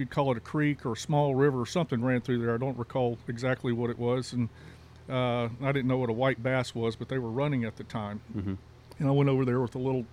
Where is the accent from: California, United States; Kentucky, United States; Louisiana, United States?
Louisiana, United States; moved away; also born or lived in Texas; I was born in Louisiana